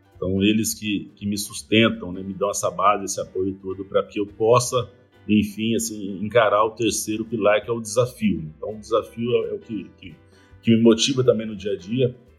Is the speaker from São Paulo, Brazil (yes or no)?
yes; Populina, São Paulo, Brazil; moved away; also born or lived in Fernandópolis / São José do Rio Preto / Belo Horizonte; eu, eu, sou de, de Populina, interior de São Paulo